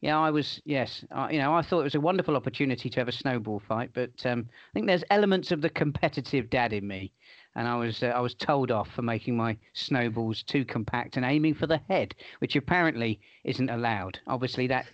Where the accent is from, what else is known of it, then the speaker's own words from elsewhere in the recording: Portsmouth, South East England, United Kingdom; my hometown club, Portsmouth